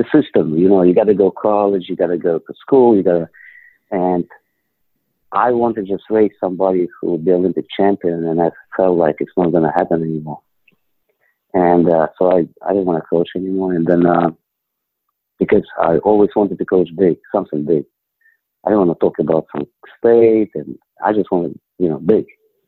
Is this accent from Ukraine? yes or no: yes; Ukraine; English is a second language; moved away as an adult; now in United States; I'm from Ukraine.